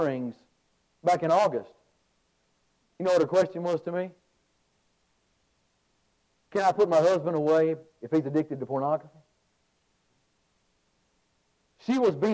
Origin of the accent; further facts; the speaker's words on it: Alabama, United States; I'm a guy from Alabama